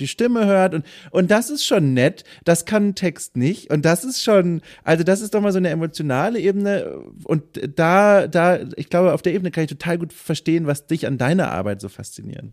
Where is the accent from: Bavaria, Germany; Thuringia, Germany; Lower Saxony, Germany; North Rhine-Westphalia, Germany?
Bavaria, Germany; Franconia; accent: Franconian; now in Northern Germany; ich komme aus Franken und manchmal hört man das und dann äh, sind da schon so ein paar Dialektaltlasten mit dabei.